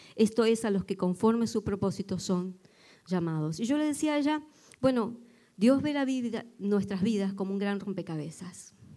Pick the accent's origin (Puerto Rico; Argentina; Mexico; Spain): Argentina; moved away; aunque yo no soy de Buenos Aires